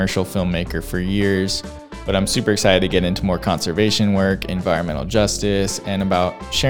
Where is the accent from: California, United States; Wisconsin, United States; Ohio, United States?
California, United States; Southern; now in Georgia, United States; I'm from Southern California originally.